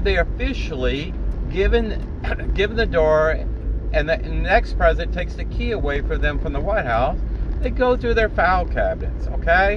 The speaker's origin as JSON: {"language": "English", "country": "United States", "said": "an American citizen, a Gulf War protected veteran who served my country with patriotism for 20 years"}